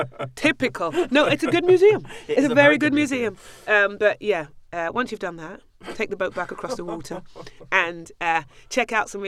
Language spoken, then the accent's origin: English; London, United Kingdom; I love it. I'm a Londoner. Always will be. Always am.